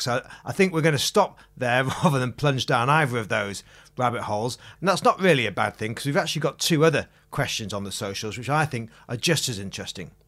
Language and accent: English; Macclesfield, North West England, United Kingdom; my hometown, Macclesfield